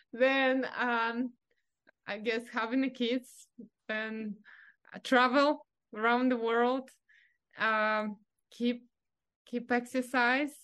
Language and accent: English; Russia; English is a second language; moved away as an adult; now in California, United States; growing up in Russia